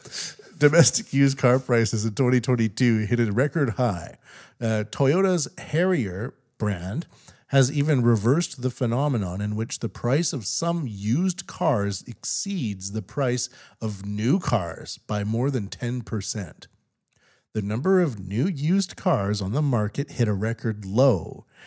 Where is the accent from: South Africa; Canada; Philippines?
Canada; now in Japan; as a Canadian living in Japan